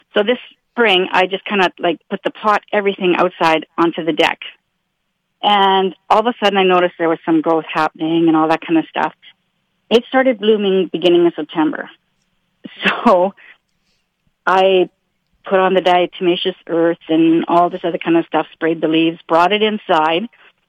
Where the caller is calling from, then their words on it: Oak Bluff, Manitoba, Canada; Oak Bluff.